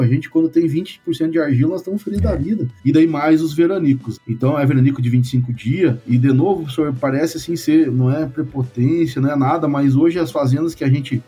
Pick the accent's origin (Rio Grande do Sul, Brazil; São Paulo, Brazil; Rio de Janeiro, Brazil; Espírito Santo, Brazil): Rio Grande do Sul, Brazil; Santo Augusto; Eu sou, eu sou gaúcho, nascido no Noroeste, Rio Grande do Sul, uma cidade que chama Santo Augusto